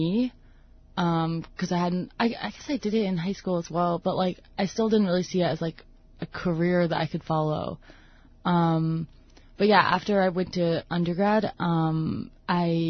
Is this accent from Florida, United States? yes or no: no; Northern Virginia, United States; moved away as an adult; also born or lived in Toronto, Canada; now in Bethel, United States; I grew up, I never moved. I always lived in, like, Northern Virginia